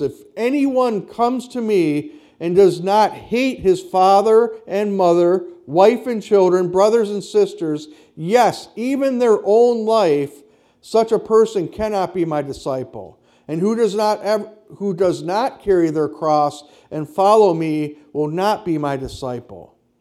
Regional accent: Kenosha, Wisconsin, United States; I grew up in the Lutheran church on the south side of Kenosha

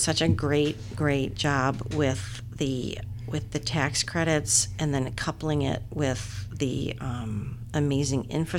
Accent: Buffalo, New York, United States; moved away; I am originally from Buffalo, New York.

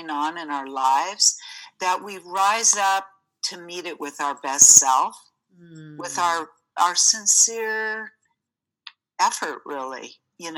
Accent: United States; growing up in the States

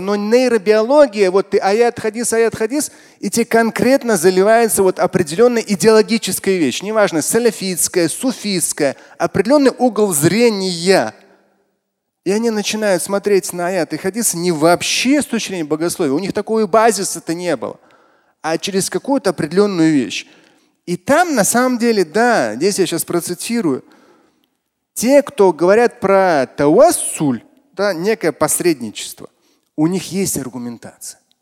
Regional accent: Russia; я тоже россиянин

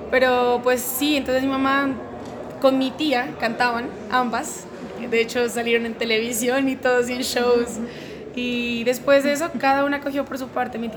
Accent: Pasto, Nariño, Colombia; entonces después volvimos para Pasto y me crié allá en Pasto

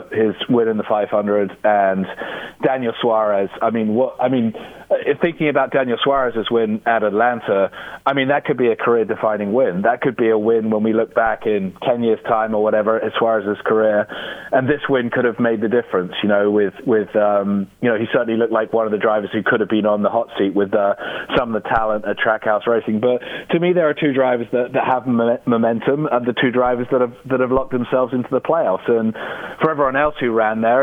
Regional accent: United Kingdom; as a British person

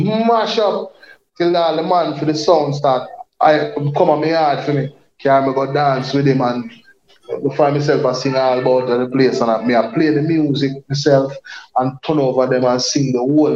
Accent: Spanish Town, Saint Catherine, Jamaica; also born or lived in Saint Mary, Jamaica; I grew up in Spanish Town, mm-hmm. you know, but I was born in St. Mary.

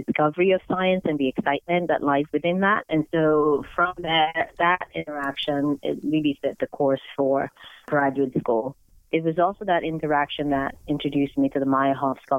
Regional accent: Nigeria; now in United States; growing up in Nigeria, where most kids are exposed to sciences and science is celebrated

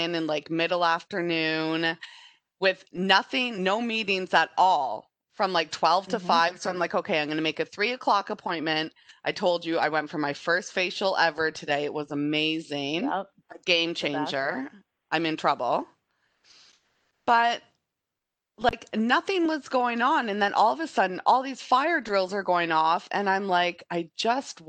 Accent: Guelph, Ontario, Canada; also born or lived in Toronto; We're both originally from Guelph. I was in Toronto

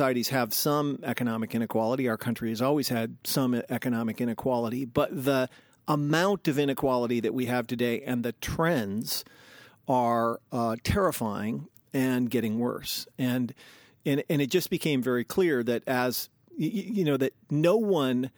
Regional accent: Seattle, Washington, United States; also born or lived in New York City; I was born in New York City, and they were like poor hipsters in the day. And then we moved back from New York to Seattle, where my dad had grown up

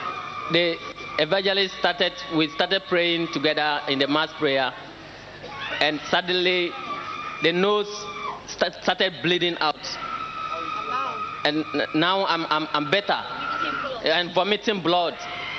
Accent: Ghana; I'm from Ghana. I'm from Ghana.

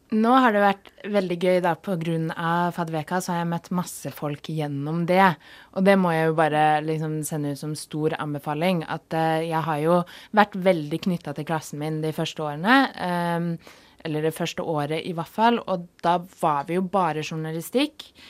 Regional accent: Oslo, Norway; moved away as an adult; now in Volda, Norway; jeg kom fra et studie hjemme i Oslo

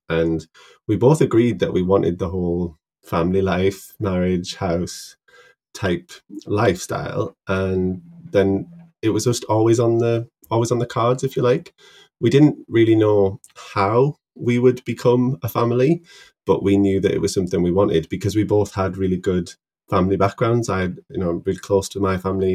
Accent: Middlesbrough, North East England, United Kingdom; moved away as an adult; now in Newcastle, United Kingdom; I'm a pharmacist from Middlesbrough

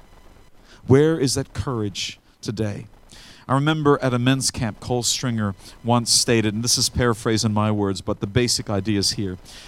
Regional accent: Australia; growing up feeling a bit out of place. We had the white Australia policy

